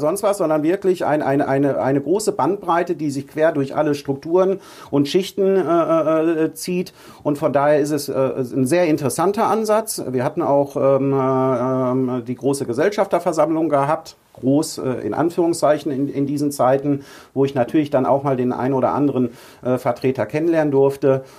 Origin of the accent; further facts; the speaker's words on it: Ruhr area, North Rhine-Westphalia, Germany; moved away as an adult; also born or lived in Münsterland; now in Husum, Germany; ich bin ein Kind des Ruhrgebiets.